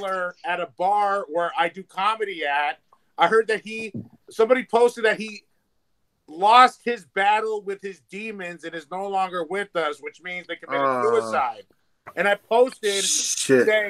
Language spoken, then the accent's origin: English; United States; I'm an American